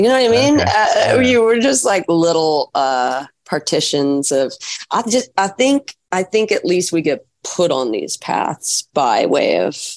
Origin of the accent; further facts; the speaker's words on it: Fox Island, Washington, United States; moved away as an adult; also born or lived in Santa Monica, California; now in Nashville, United States; I'm 4 years old to 17. I was, on Fox Island, on a little island that I grew up on.